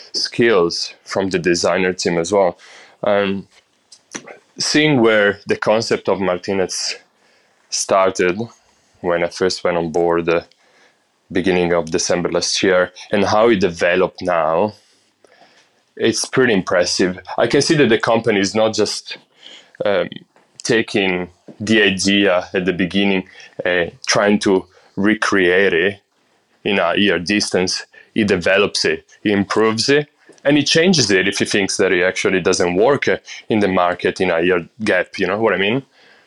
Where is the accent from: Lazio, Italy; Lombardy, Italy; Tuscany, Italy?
Lombardy, Italy; Brescia; So I'm from Brescia. It's a town in North Italy. It's, just to describe it, what it is, it's basically in between Milan and Verona.